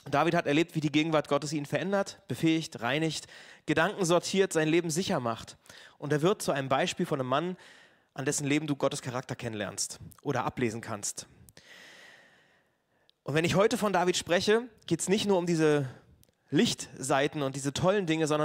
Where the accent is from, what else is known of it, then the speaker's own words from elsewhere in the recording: Neubrandenburg, Mecklenburg-Vorpommern, Germany; Und ich war am Montag bei der Worship Tour dabei in Neubrandenburg und das ist so meine Heimatstadt.